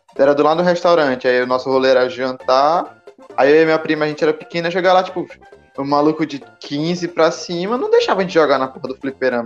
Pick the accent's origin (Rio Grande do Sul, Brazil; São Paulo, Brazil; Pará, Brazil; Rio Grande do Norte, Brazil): Pará, Brazil; eu sou do, do Pará